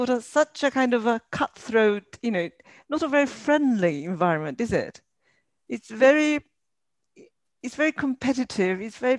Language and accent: English; Tokyo, Japan; now in London, United Kingdom; I live in London, but I'm originally from Japan.